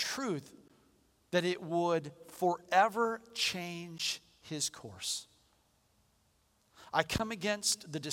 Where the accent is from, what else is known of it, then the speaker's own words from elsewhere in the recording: United States; I'm an American.